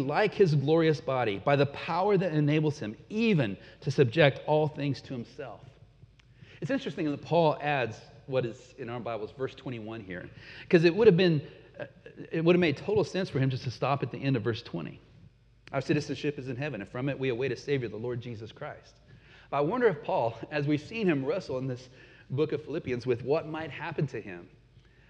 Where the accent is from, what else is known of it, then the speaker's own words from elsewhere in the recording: United States; moved away as an adult; also born or lived in Peru / Canada; as an American living in their midst